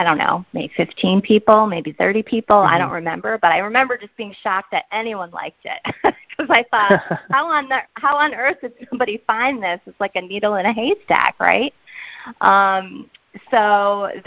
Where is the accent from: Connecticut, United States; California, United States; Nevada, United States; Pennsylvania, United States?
Connecticut, United States; South Windsor; now in West Hartford, United States; I'm a lifelong Connecticut resident, and actually I grew up in South Windsor, but I have lived in West Hartford for the last, 25 years or so